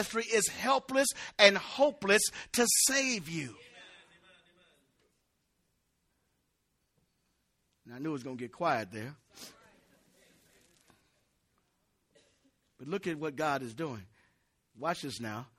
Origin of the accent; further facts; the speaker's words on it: United States; I never considered myself anything less than an American